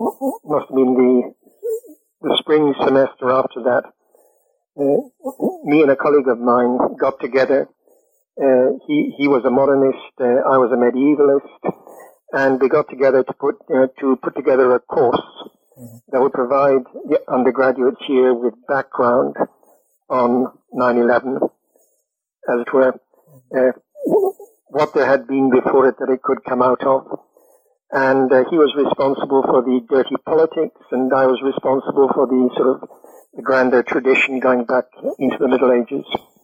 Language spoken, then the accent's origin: English; United Kingdom; I said, you know, I don't have a methodology, I'm British.